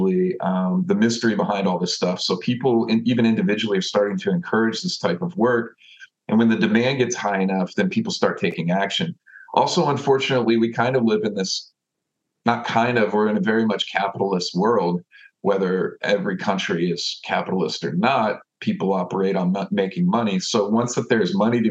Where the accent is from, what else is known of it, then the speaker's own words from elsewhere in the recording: Austin, Texas, United States; I've lived here, I grew up here in Austin